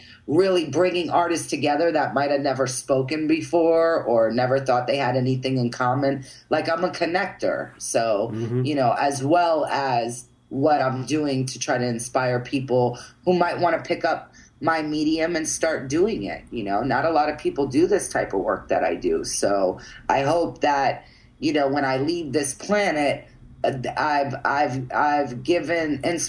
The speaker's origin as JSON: {"language": "English", "region": "Florida", "country": "United States", "tie": "born or raised there", "said": "We grew up together in Florida, in Central Florida together, and I was a surfer, and she was a skateboarder."}